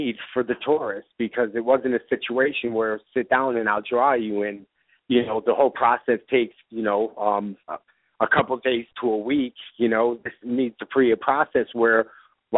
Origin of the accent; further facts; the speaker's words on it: Bristol, Connecticut, United States; a local recycling company here in my hometown of Bristol, Connecticut. I grew up with the owner